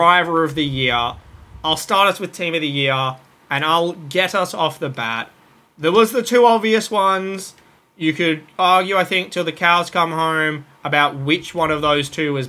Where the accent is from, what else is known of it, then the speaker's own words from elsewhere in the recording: Australia; I'm an Australian.